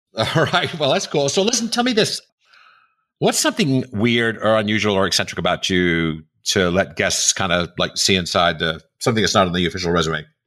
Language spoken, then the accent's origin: English; New York City, New York, United States; I grew up in New York City, I grew up in Manhattan